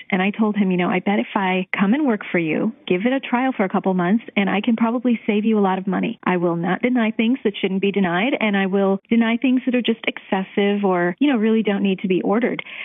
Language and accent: English; Cleveland, Ohio, United States; moved away as an adult; also born or lived in Chicago; I am from Cleveland and I went to college and medical school in Cleveland years ago